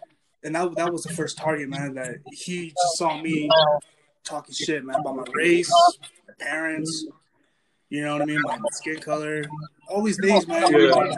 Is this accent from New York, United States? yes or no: no; Southern Utah, United States; moved away; I come from Southern Utah.